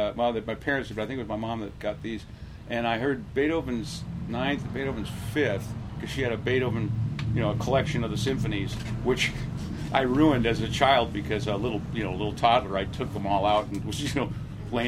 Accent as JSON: {"language": "English", "area": "Orange County", "region": "California", "country": "United States", "tie": "born or raised there", "also_born_or_lived": "Montebello, California", "said": "I was born in Montebello. Okay. Yeah. So, but I grew up in Orange County."}